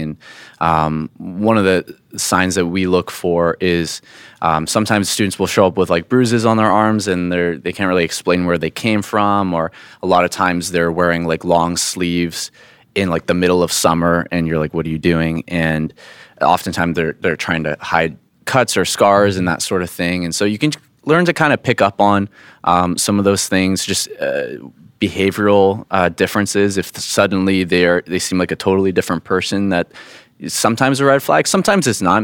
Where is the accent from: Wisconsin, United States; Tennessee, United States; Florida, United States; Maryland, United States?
Florida, United States; moved away; I grew up in Florida